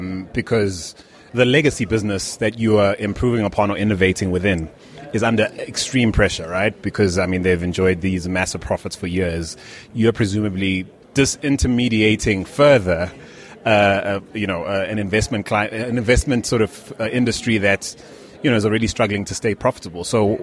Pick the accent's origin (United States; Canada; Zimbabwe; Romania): Zimbabwe; now in South Africa; Zimbabwean living in South Africa?